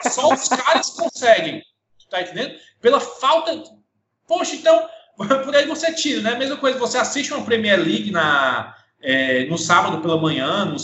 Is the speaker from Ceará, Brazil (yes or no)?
yes; Ceará, Brazil; now in Horizonte, Brazil; Eu sou, sou cearense, moro aqui a 40 quilômetros de, de, de, Fortaleza, na cidade de Horizonte